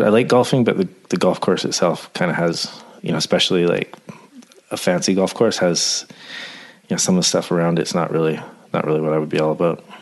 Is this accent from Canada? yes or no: yes; Coquitlam, British Columbia, Canada; also born or lived in New Westminster / Whistler / Vernon; now in Terrace, Canada; I was actually born in New Westminster, St. Mary's Hospital, and I grew up in Coquitlam and Port Coquitlam